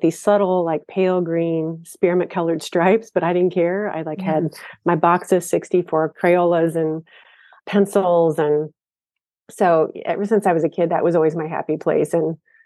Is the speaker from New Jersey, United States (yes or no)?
no; Ohio, United States; I grew up in Ohio, so this was about an hour and a half from where I lived.